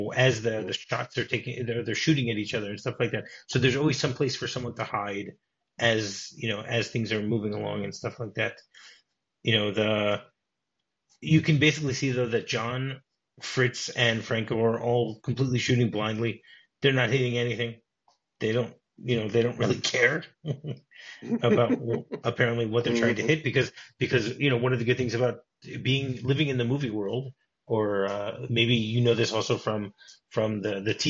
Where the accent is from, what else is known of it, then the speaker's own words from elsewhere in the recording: Detroit, Michigan, United States; now in Israel; I grew up in Detroit